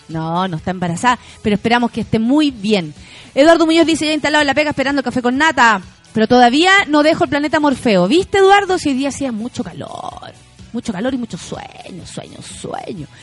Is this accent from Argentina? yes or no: no; Chile